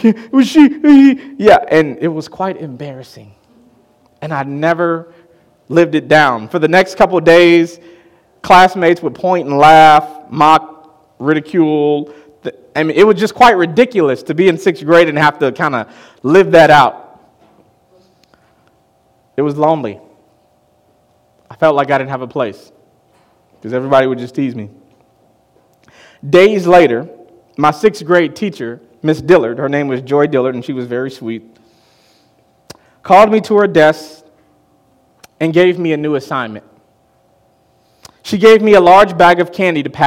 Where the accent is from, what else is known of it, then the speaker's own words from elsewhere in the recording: Chicago, Illinois, United States; I'm from Chicago, and I grew up on the south side of Chicago.